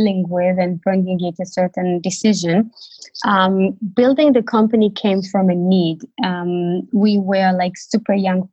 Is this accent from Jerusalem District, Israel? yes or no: no; Tel Aviv, Tel Aviv District, Israel; moved away as an adult; now in Berlin, Germany; I live in Berlin for 6 years. I'm originally from Tel Aviv